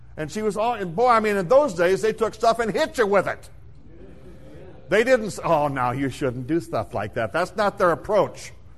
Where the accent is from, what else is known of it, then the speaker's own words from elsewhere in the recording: South Dakota, United States; When I was a child, I was raised in the Midwest in South Dakota